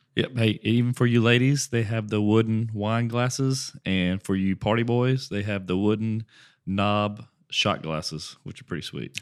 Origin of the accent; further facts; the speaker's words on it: Westlake, United States; I grew up in Westlake